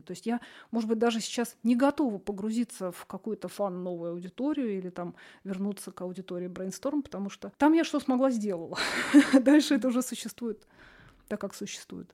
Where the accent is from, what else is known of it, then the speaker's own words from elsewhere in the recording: Russia; я вот из России